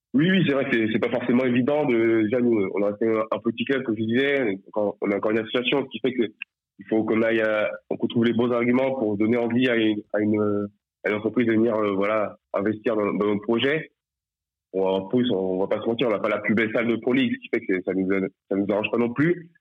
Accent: Nantes, Pays de la Loire, France; now in Nice, France; je suis nantais à la base

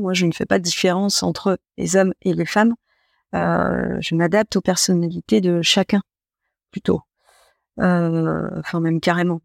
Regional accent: Troyes, Grand Est, France; also born or lived in Épernay; j'étais originaire de Troyes

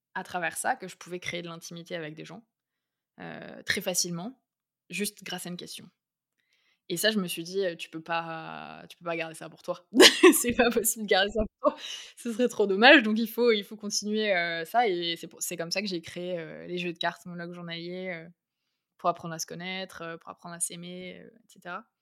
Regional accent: Bergerac, Nouvelle-Aquitaine, France; also born or lived in Paris; now in Bordeaux, France; je suis née à Bergerac, en Dordogne

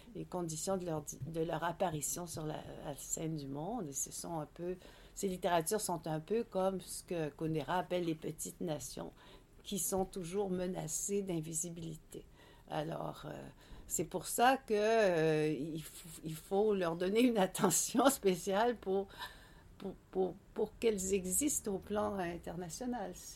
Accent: Quebec, Canada

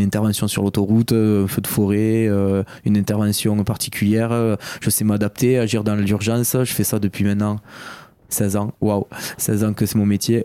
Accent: Béziers, Occitania, France; moved away as an adult; also born or lived in Paris; à l'âge de 18 ans, ben, j'ai quitté Béziers

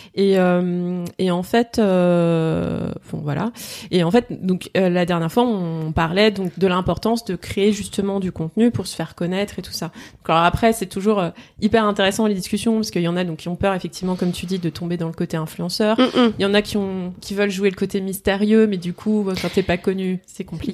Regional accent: Lyon, Auvergne-Rhône-Alpes, France; je viens de Lyon

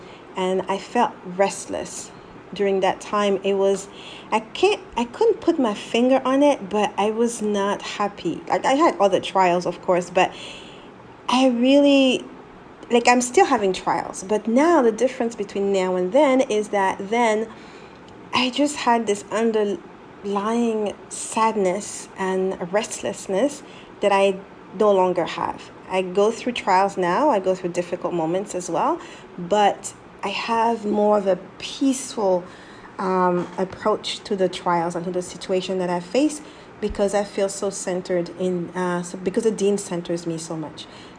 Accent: Abidjan, Côte d’Ivoire; born there; I said back because I was born in Ivory Coast, Abidjan, actually.

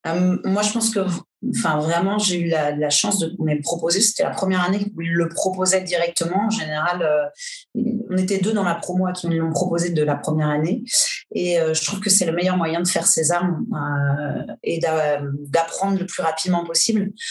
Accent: Angers, Pays de la Loire, France; moved away as an adult; also born or lived in Brittany; now in Paris, France; je suis originaire d'Angers à Angers. J'ai fait un cursus, j'ai passé mon bac

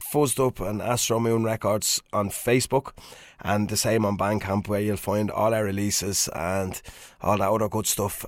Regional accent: Swords, Leinster, Ireland; my hometown of Swords

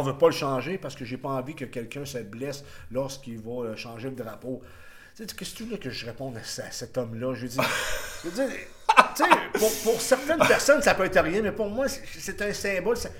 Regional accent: Quebec, Canada; also born or lived in Rivière-du-Loup; on est des Français, à mon sens, un Québécois, c'est un Français d'Amérique

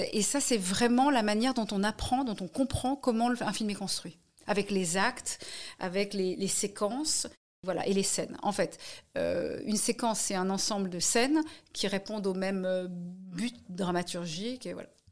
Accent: Paris, Île-de-France, France; also born or lived in United States; j'ai grandi à Paris. Euh, je n'ai pas grandi à côté de la Tour Eiffel, je précise. Donc j'ai grandi à Paris

